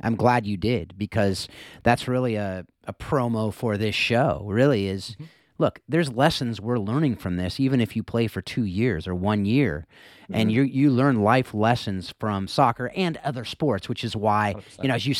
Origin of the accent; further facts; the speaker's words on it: Mission Viejo, California, United States; So I grew up down in Mission Viejo. So you know, back in the day, I was South Orange County. So it was football country.